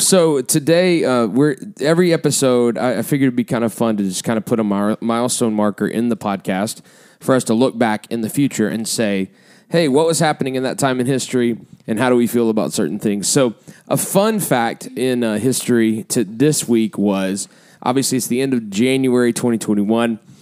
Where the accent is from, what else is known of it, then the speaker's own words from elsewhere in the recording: Lower Alabama, United States; moved away as an adult; also born or lived in Illinois; now in Sioux Falls, United States; we are originally from Lower Alabama